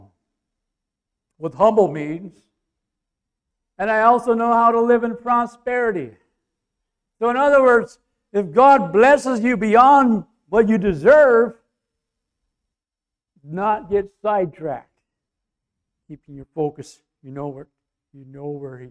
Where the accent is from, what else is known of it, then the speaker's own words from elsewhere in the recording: North Bacon, Minnesota, United States; North Bacon, my hometown